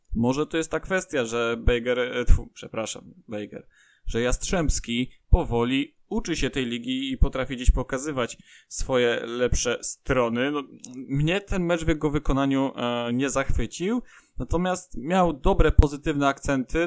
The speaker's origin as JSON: {"language": "Polish", "area": "area around Lubin", "region": "Lower Silesian Voivodeship", "country": "Poland", "said": "ja jestem z okolic innych e, niż Wrocław, bo to tereny są głównie za Zagłębiem Lubin"}